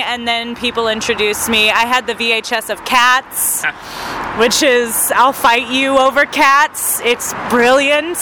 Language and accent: English; Arkansas, United States; now in Phoenix, United States; I grew up in Arkansas